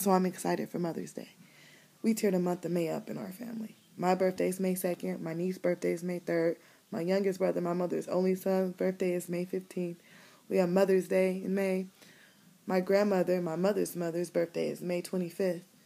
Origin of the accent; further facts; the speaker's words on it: Cleveland, Ohio, United States; I'm from Cleveland, I'm from the city